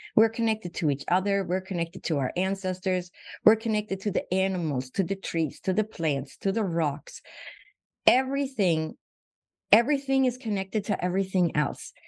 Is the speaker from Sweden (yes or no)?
yes; Sweden; moved away as an adult; now in Phoenix, United States; So I was born and raised in Sweden, and I moved to the United States when I was 21.